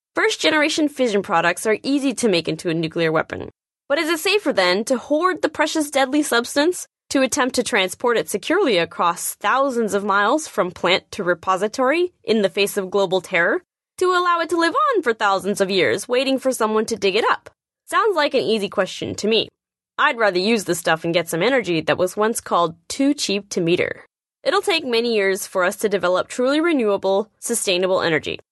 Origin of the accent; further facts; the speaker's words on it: Nevada, United States; my home state of Nevada